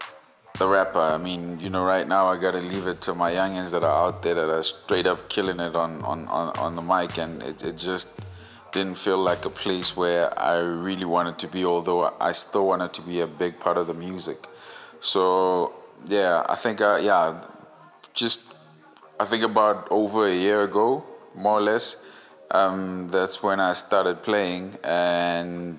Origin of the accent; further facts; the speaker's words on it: Vaal Triangle, Gauteng, South Africa; DJ, proudly born and raised in the Vowel Triangle. Definitely a proud product of the 016